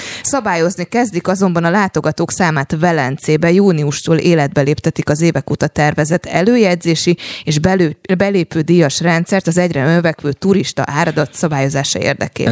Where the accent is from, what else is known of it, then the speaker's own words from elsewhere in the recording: Paks, Tolna, Hungary; paksi lány vagyok